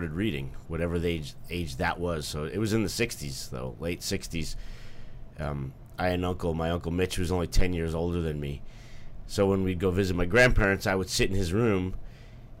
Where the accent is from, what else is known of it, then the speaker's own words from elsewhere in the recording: New York City, New York, United States; my comic shop where I grew up in Bayside, Queens